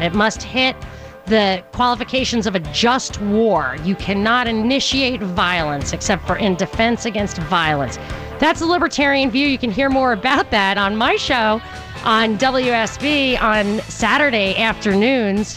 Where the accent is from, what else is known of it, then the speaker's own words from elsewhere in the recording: New York, United States; I grew up in New York